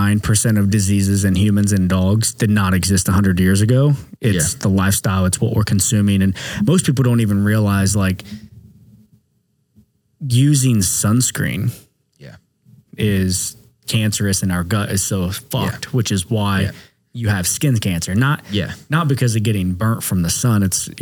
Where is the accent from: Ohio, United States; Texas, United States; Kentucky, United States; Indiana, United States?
Ohio, United States; We're from Ohio, bro.